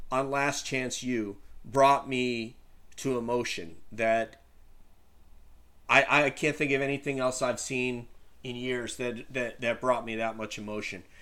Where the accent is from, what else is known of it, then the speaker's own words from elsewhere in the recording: New York, United States; guess where we grew up? Yeah